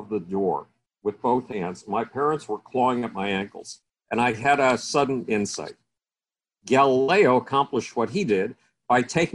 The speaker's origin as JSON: {"language": "English", "town": "Buffalo", "region": "New York", "country": "United States", "tie": "born or raised there", "said": "I was a lost kid in Buffalo, New York, my hometown"}